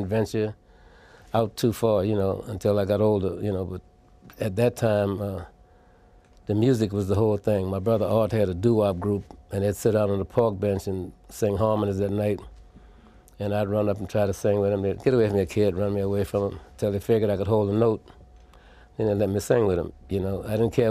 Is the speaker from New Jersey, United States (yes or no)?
no; New Orleans, Louisiana, United States; Born and raised in New Orleans